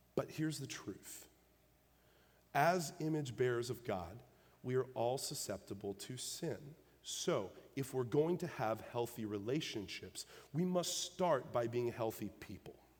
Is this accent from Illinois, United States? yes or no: yes; Illinois, United States; moved away; I'm from the North. I'm from Illinois.